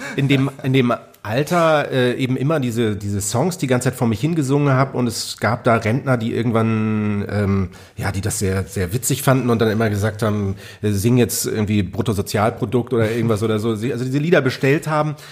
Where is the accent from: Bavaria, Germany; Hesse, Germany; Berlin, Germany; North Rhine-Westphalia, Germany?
Bavaria, Germany; Munich; ich bin eben da aufgewachsen in München, äh, München Freimann